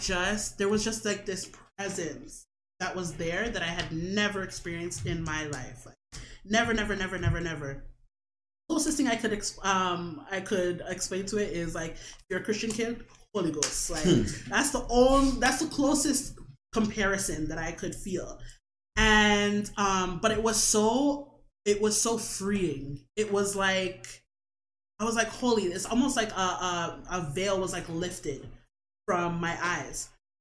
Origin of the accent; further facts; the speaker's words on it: Jamaica; And I am a Jamaican that is full of pride.